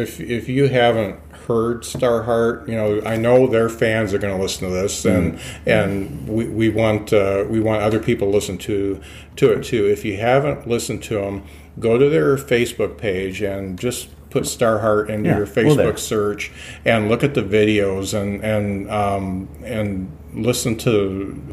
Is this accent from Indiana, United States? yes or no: yes; Lakeville, Indiana, United States; I was in the Midwest. I grew up in Lakeville.